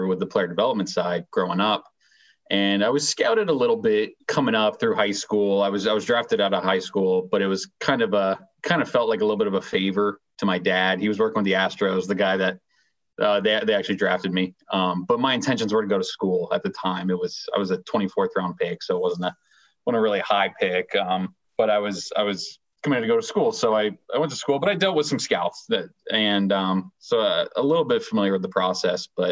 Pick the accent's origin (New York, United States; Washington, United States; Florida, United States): Florida, United States; moved away as an adult; also born or lived in Texas / Atlanta, Georgia; growing up in Florida